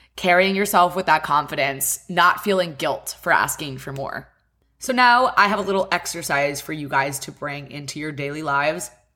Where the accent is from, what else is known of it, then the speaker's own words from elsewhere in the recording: West Chester, Pennsylvania, United States; now in Miami, United States; I live in Miami, Florida, and I am from Westchester, Pennsylvania